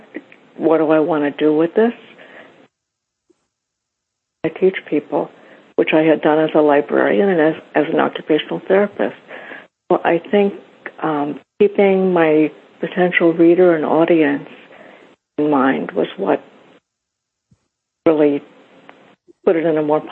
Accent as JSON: {"language": "English", "area": "Lancaster County", "region": "Pennsylvania", "country": "United States", "moved": "as an adult", "lives_now": "Philadelphia, United States", "said": "I'm from Lancaster County originally, but I went to Drexel for graduate school and just stayed here."}